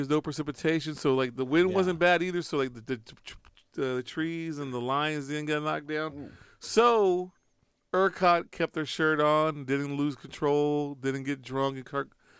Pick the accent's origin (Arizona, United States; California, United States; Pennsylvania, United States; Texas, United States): Texas, United States; Refugio, Cuero, South; now in Austin, United States; I grew up, I come from South Texas, Refugio, Cuero. Those are the football towns, you know, these little baby towns that don't even have enough people